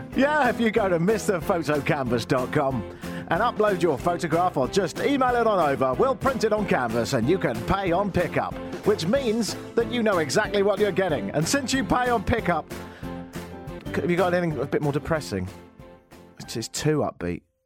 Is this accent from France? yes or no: no; United Kingdom; moved away as an adult; now in Canada; being a Brit